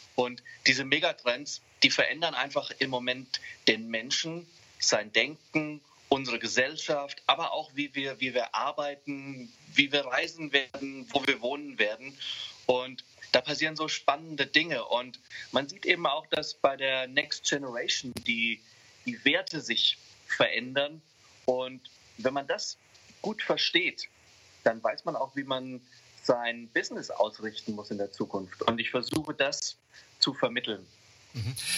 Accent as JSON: {"language": "German", "region": "Hesse", "country": "Germany", "said": "Ich fühle mich viel, viel mehr als Europäer, denn als Hesse oder als, als, als Deutscher"}